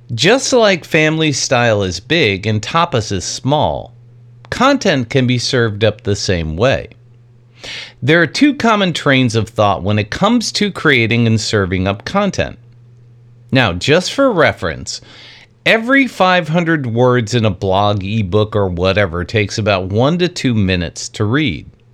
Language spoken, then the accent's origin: English; New York, United States; I grew up in New York in a very Italian family